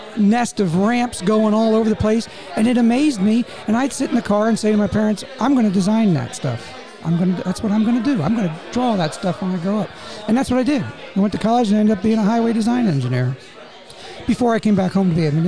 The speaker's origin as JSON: {"language": "English", "town": "Northumberland", "region": "Pennsylvania", "country": "United States", "tie": "born or raised there", "also_born_or_lived": "Harrisburg, Pennsylvania / Baltimore, Maryland", "moved": "as an adult", "said": "I grew up in Northumberland, and I met my wife at Shikellamy, and she is in Sunbury."}